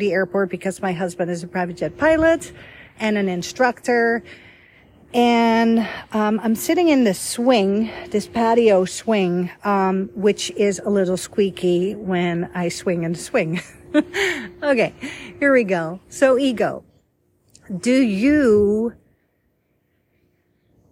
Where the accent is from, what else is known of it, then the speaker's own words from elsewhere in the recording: Voorschoten, South Holland, Netherlands; first language Dutch; English is a second language; also born or lived in Egypt / Rome, Italy / Budapest, Hungary / Canada; now in United States; I was born and raised in Holland